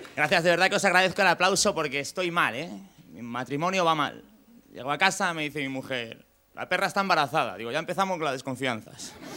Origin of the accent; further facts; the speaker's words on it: Valladolid, Castile and León, Spain; yo que soy de Valladolid. En Valladolid hace mucho frío